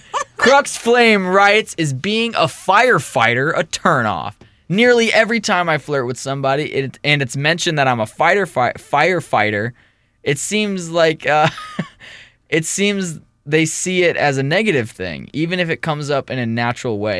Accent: St. Louis, Missouri, United States; we're from Saint Louis

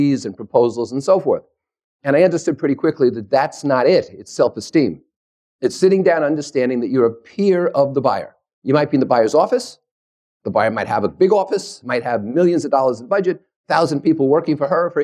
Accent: New Jersey, United States; also born or lived in New York; I was born and bred in New Jersey. I'm a New Yorker

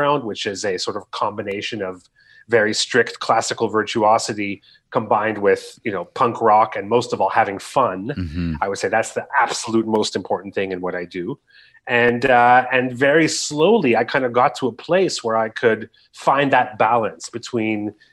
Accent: Canada

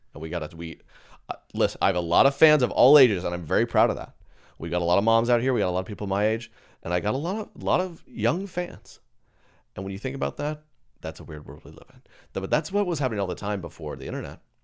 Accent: Edmond, Oklahoma, United States; I'm from Edmond, Oklahoma

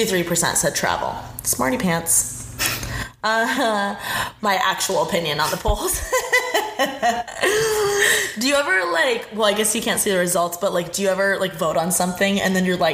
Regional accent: Indiana, United States; I guess I am from Indiana

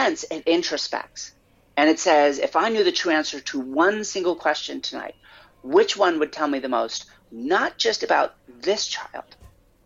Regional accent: United States; as an American

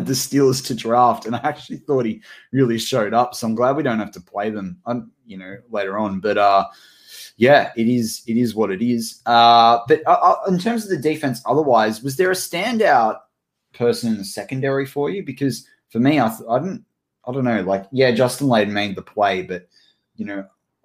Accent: Australia; We're Australian here

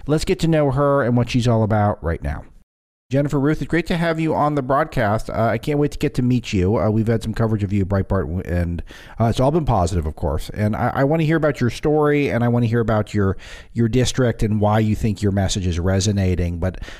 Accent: Southern California, United States; I'm from Southern California, and I've spent a fair bit of time in Indiana

